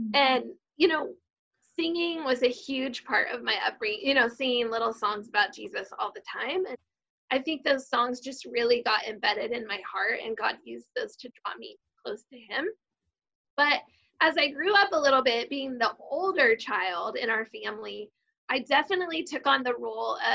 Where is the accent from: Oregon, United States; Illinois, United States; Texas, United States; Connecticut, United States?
Oregon, United States; Klamath Falls; I was born in Klamath Falls, which is in Southern Oregon, and my dad was a part of a big family cattle ranch, so I grew up out on a cattle ranch